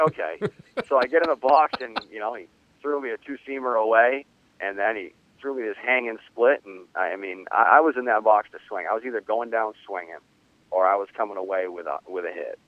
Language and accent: English; 50 miles north of Boston, New England, United States; I'm from New England, um, right, 50 miles north of Boston.